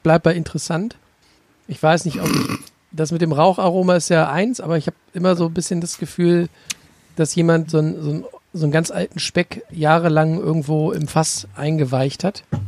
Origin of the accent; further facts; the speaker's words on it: Lower Saxony, Germany; bei uns in Niedersachsen